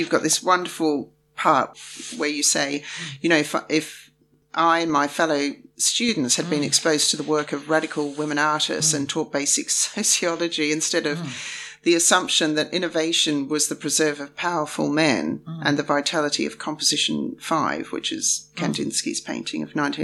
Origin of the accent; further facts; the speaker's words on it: Australia; we're both from Australia